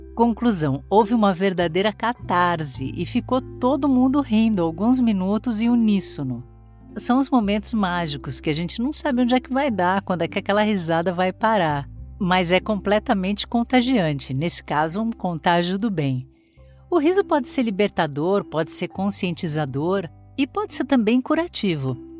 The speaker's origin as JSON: {"language": "Portuguese", "country": "Brazil", "said": "enquanto brasileiros"}